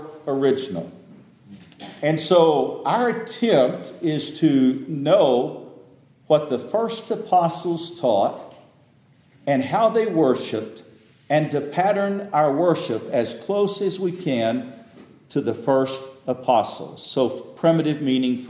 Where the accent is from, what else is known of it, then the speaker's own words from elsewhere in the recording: Lubbock, Texas, United States; moved away; Where I grew up in Lubbock, there's a First Baptist Church